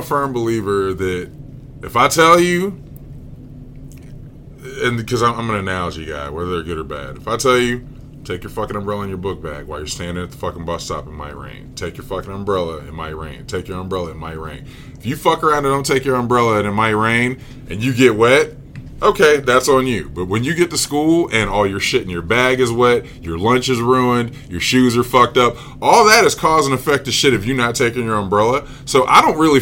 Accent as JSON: {"language": "English", "region": "Virginia", "country": "United States", "said": "I'm from Virginia"}